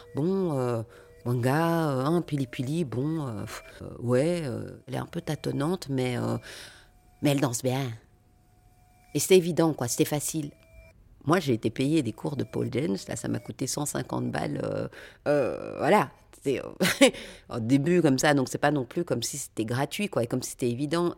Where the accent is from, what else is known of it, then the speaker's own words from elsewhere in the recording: Brussels, Brussels-Capital Region, Belgium; also born or lived in Lembeek; Je suis née à Bruxelles, dans une cité qui s'appelle Andromède, un quartier populaire. Euh, j'ai fréquenté des écoles, pour le coup, euh, là, on est sur autre chose, donc le Collège Saint-Michel